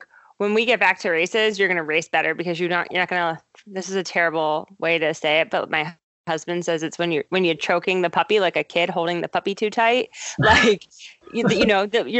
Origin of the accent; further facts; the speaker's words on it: Ohio, United States; also born or lived in Baltimore, Maryland; but Ohio's home for sure.